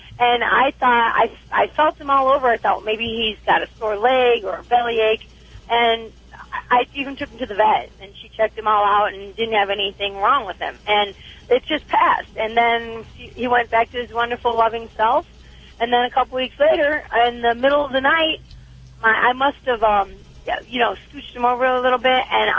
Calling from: Arizona, United States; I'm calling from Arizona.

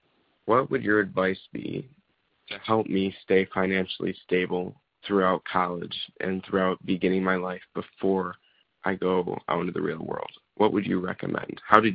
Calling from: Grand Rapids, Michigan, United States; I'm calling from Grand Rapids, Michigan. I am a senior in high school

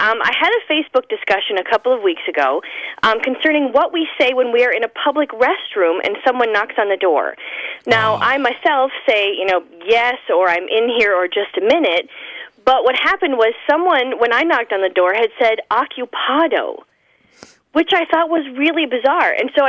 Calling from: Ishpeming, Michigan, United States; I'm calling from Ishpeming, Michigan.

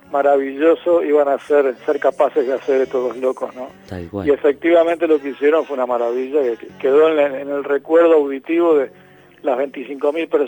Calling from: Uruguay; desde Uruguay.

